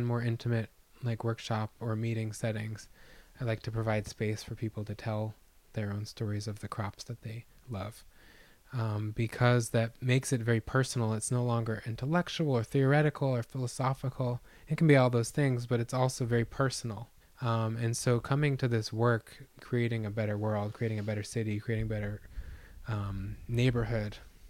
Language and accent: English; northeastern Connecticut, United States; moved away; I was raised on Mohegan land in northeastern Connecticut. and my people.